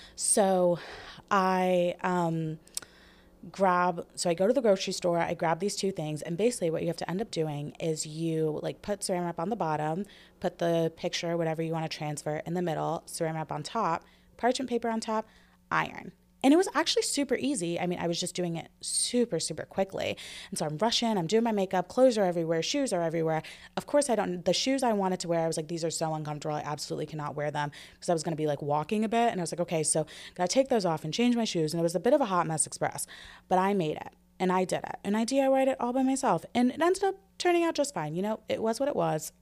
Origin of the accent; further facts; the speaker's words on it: United States; as an American society